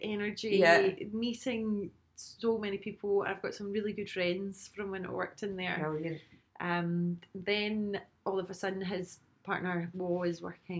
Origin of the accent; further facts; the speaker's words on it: Glasgow, Scotland, United Kingdom; accent: Glasgow; moved away as an adult; also born or lived in London; with the Glasgow accent